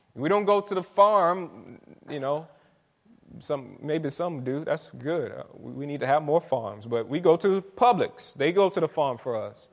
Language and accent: English; St. Petersburg, Florida, United States; I'm from Saint Pete. Um, grew up not, right, not too far from here